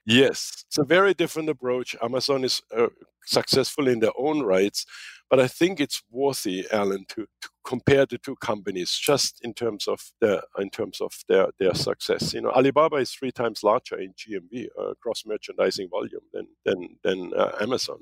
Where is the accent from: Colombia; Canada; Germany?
Germany; moved away as an adult; also born or lived in Kansas; now in United States; when I came from Germany